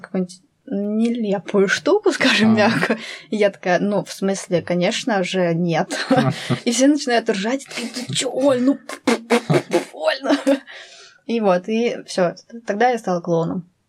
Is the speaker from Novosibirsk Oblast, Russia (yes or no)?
no; Altai Krai, Russia; я вообще в Алтайском крае родилась. Вот сам процесс этот был а, в Алтайском крае.